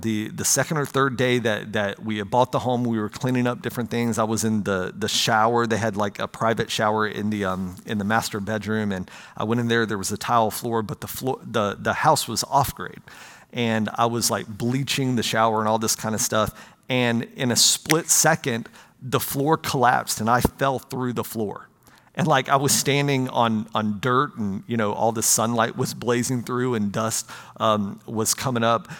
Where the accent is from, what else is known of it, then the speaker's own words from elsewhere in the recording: United States; I'm an American